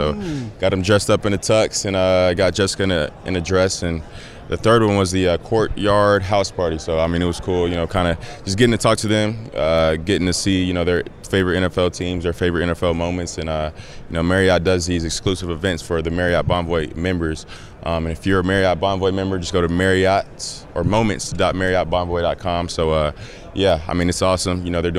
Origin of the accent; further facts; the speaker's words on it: Atlanta, Georgia, United States; So I'm from Atlanta, so my dad has season tickets